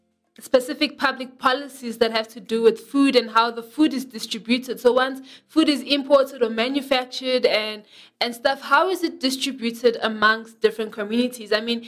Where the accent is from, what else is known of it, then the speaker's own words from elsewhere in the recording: DR Congo; now in South Africa; if you look at Congo, DRC, because that's where I'm from, the DRC